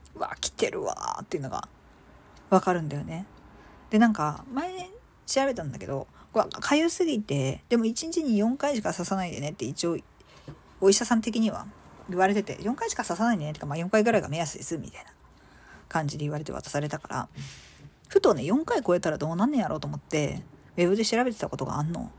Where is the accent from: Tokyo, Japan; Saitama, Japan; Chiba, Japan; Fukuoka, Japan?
Chiba, Japan; 私、あのー、生まれは実は千葉なんですよ